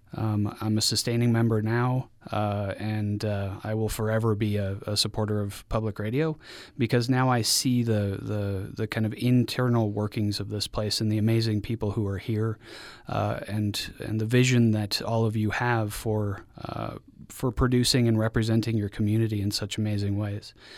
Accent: Mexico; now in Utah, United States; growing up in Mexico

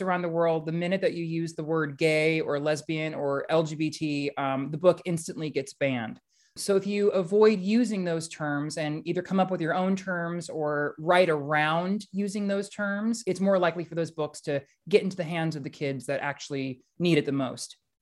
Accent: Central Valley, California, United States; moved away; I've lived a lot of places since, since growing up in the Central Valley

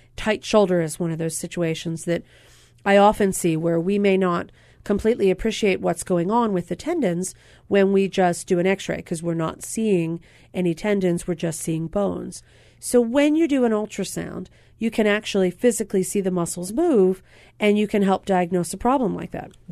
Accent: Pennsylvania, United States; now in Hawaii, United States; Pennsylvania, my home state

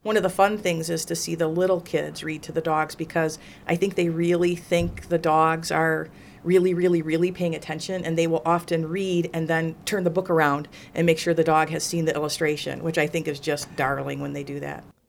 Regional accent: Morris, Illinois, United States; born and raised in Morris, so I've lived here my whole life

